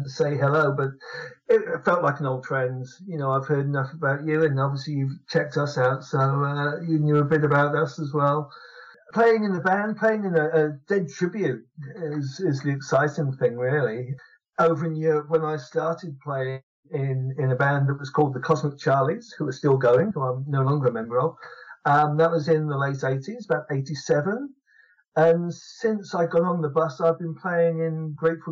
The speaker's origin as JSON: {"language": "English", "region": "London", "country": "United Kingdom", "tie": "born or raised there", "said": "I grew up in London, and I lived in London for most of my life."}